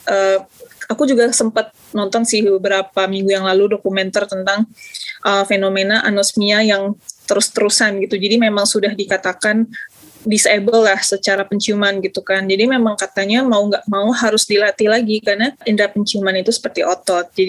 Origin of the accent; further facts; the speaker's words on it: Padang, West Sumatra, Indonesia; kebetulan lahir besarnya itu di Sumatera Barat kalau besarnya di Kota Padang